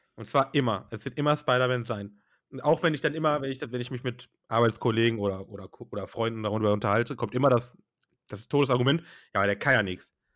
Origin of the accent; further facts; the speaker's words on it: Germany; bei uns in Deutschland